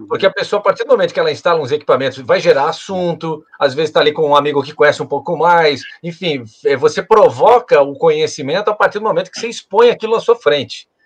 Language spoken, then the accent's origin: Portuguese; Rio do Sul, Santa Catarina, Brazil; now in Florianópolis, Brazil; a gente vem do interior, lá de Rio do Sul